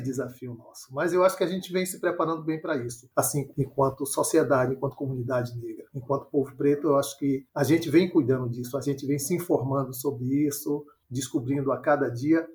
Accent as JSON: {"language": "Portuguese", "town": "Salvador", "region": "Bahia", "country": "Brazil", "tie": "born or raised there", "said": "moro em Salvador. Nascido e criado em Salvador"}